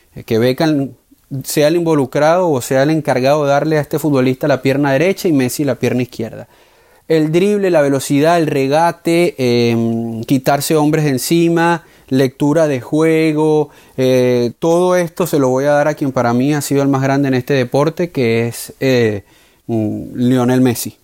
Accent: Venezuela; como venezolano

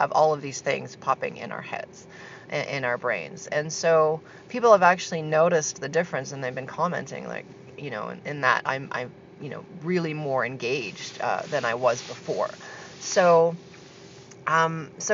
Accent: Canada; moved away as an adult; also born or lived in Argentina; I just moved back from a 12-year stint in Argentina. So I'm back in my hometown now in Canada

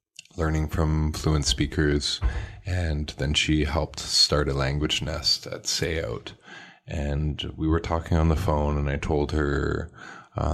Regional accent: Victoria, British Columbia, Canada; born and raised on the Lekwungen territory here in Victoria

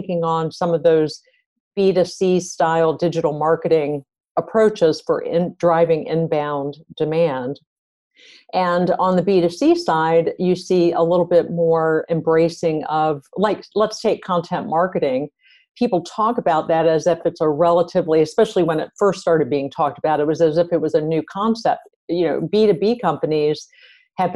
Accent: East Coast, United States; moved away as an adult; now in Silicon Valley, United States; I'm originally from the East Coast, and then I came out to the West Coast a little over 20 years ago

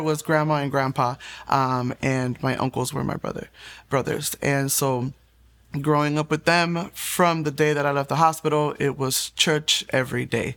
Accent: Puerto Rico; I was born in Puerto Rico

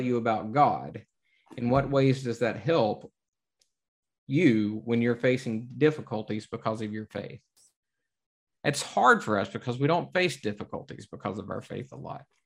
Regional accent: the South, United States; growing up in the South

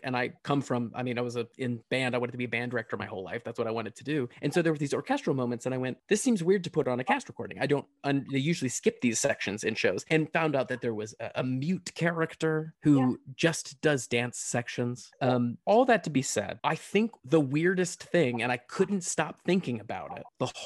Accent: Macon, Georgia, United States; moved away; I'm from Georgia, from Macon, Georgia.

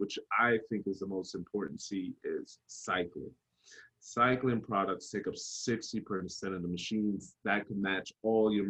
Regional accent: New York, United States; also born or lived in Jamaica; when I grew up in New York, my father, my grandfather, my uncle owned construction

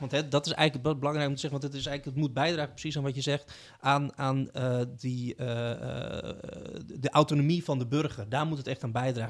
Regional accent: Utrecht, Netherlands; ik kom uit Utrecht

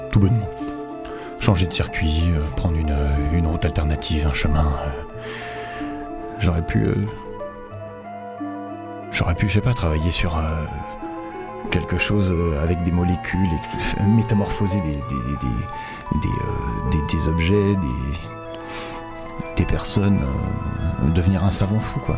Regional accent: France; même si je suis français, quoi, on a, perdu notre président de cœur.

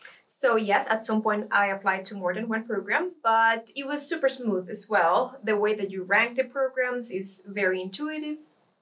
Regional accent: Costa Rica; moved away as an adult; now in Lund, Sweden; I'm from Costa Rica.

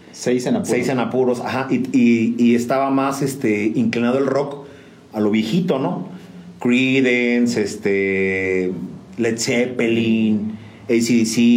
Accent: San Juan del Río, Querétaro, Mexico; Juan del Río Querétaro, 100% sanjuanense. Eso toda mi vida la he hecho aquí.

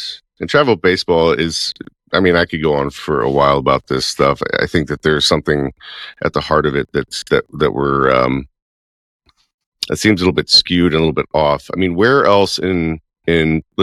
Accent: Baton Rouge, Louisiana, United States; moved away as an adult; growing up in Baton Rouge. I mean, we haven't lived in Louisiana for a long, long time

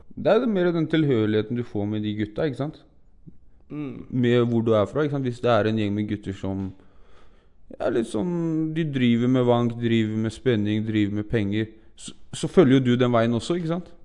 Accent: Oslo, Norway; Gusje, der jeg er fra

